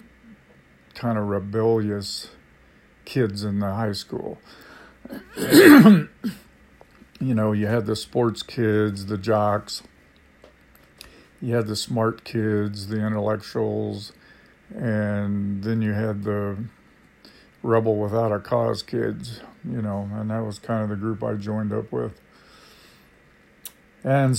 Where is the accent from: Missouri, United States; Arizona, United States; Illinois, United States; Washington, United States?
Washington, United States; Vancouver; also born or lived in California; we moved up north to Washington State, and we eventually settled in Vancouver, Washington